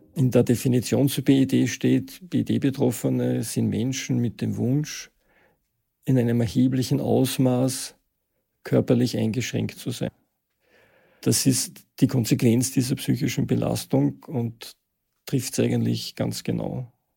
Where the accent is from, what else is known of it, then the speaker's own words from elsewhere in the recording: Vienna, Austria; Ich bin Mitte der 60er Jahre geboren in Wien, ähm, habe Schule und Studium in Wien absolviert